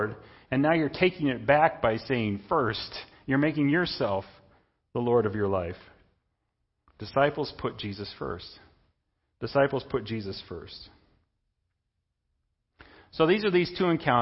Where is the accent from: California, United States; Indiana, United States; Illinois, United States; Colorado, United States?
Indiana, United States; I'm an American citizen. I'm a citizen of Indiana. I'm a Hoosier.